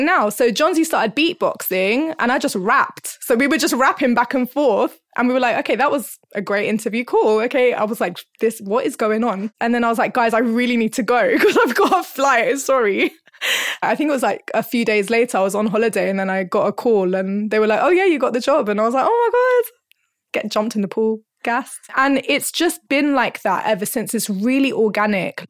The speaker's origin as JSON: {"language": "English", "region": "London", "country": "United Kingdom", "tie": "born or raised there", "also_born_or_lived": "Hornsey", "said": "I was, like, born and bred in North London, and I'm still in North London."}